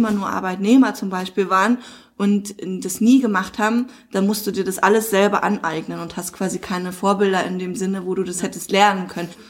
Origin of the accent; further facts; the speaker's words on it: East Germany, Germany; auch immer, ich bin ein Ossi so, auch ganz knapp, aber trotzdem so.